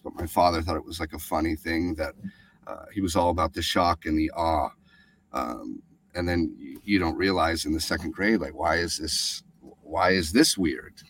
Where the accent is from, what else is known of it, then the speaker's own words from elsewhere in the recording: Alaska, United States; the crazy abuse that we endured uh, growing up in Alaska